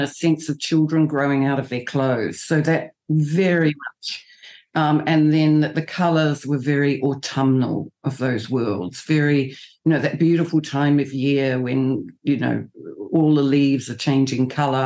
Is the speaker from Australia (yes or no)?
no; New Zealand; I'm a New Zealander